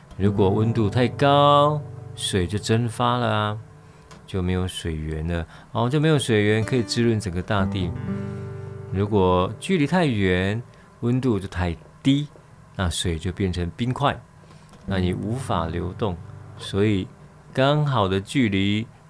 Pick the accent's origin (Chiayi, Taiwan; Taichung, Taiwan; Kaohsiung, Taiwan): Kaohsiung, Taiwan; Nanzih; also born or lived in Qiaotou, Kaohsiung; 我小时候住在兰子，哦，喇嘛坑，兰仔坑。啊，后来搬到隔壁，隔壁村庄，隔壁村庄桥头，桥头